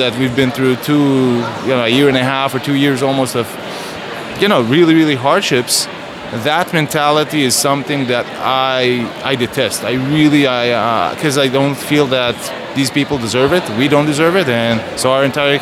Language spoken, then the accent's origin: English; Israel; I'm from Israel